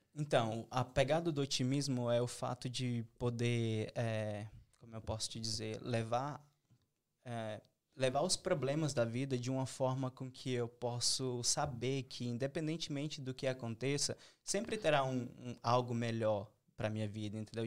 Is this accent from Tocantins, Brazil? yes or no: yes; Tocantins, Brazil; moved away as an adult; eu sou o único tocantinense no mundo que tá aqui